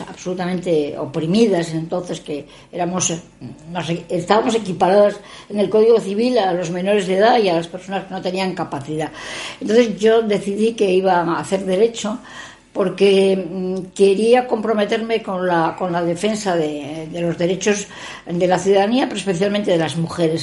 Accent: Gijón, Asturias, Spain; also born or lived in San Sebastián / Madrid; sí, naciendo en Osti, pero bueno, soy gijonesa desde el mes de nacimiento

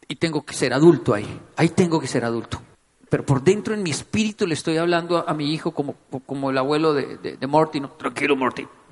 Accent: Bogotá, Colombia; Crecí en Ciudad Bolívar, vi mucha violencia, vi muchas cosas que un niño no debería ver.

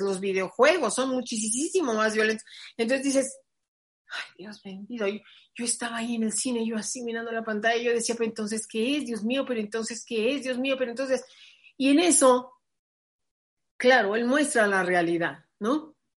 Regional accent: Mexico; yo soy mexicana

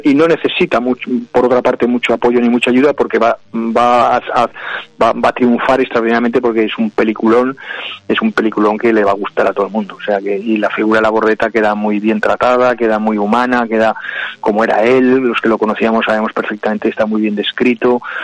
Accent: Aragon, Spain; yo como aragonés y como aragonesista

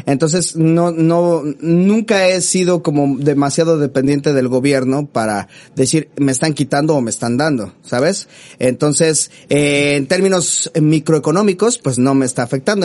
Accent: Mexico City, Mexico; uno como chilango

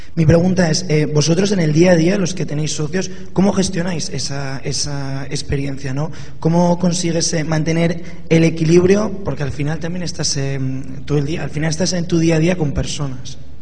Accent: Zaragoza, Aragon, Spain; soy de Zaragoza

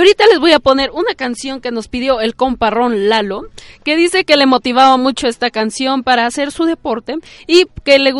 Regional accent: Mexico; somos bien mexicanos aquí

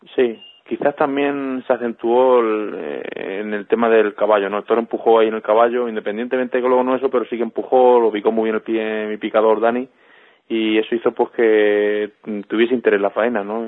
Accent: Albacete, Castilla-La Mancha, Spain; tener la feria en mi tierra

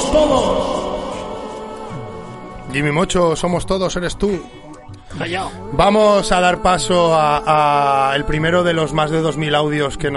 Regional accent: L'Hospitalet de Llobregat, Catalonia, Spain; Sí, sí, de toda la vida. Yo soy de ahí de Hospitalet, de la Torrasa

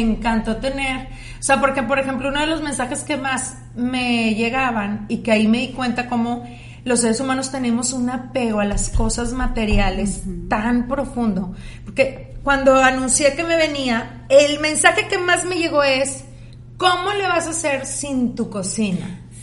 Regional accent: Mexico; moved away as an adult; also born or lived in United States; now in Monterrey, Mexico; Yo pues crecí en México

